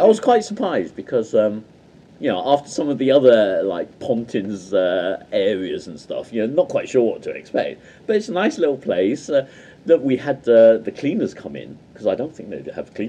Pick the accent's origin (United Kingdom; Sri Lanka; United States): United Kingdom; Midlands; we're from the Midlands